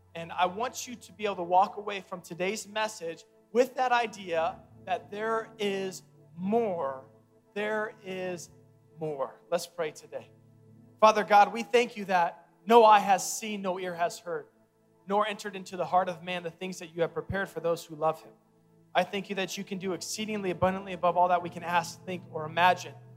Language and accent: English; Omaha, Nebraska, United States; born and raised in Omaha